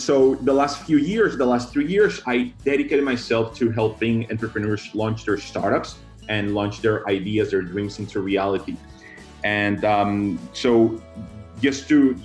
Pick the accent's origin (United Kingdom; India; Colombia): Colombia; moved away as an adult; also born or lived in Israel; now in Miami, United States; I was born in Colombia, and then I grew up in Colombia in South